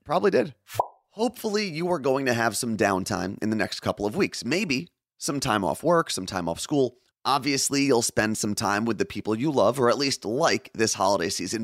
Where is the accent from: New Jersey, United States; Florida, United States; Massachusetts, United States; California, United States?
New Jersey, United States; someone who was born and raised in New Jersey